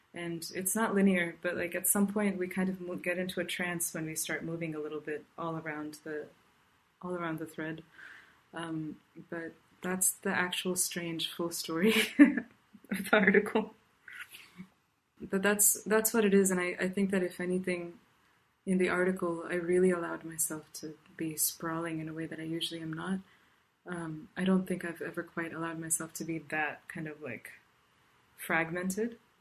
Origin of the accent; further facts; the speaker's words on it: South India, India; now in Irvine, United States; I grew up in South India, and um, and right now I'm speaking to you from Irvine, California.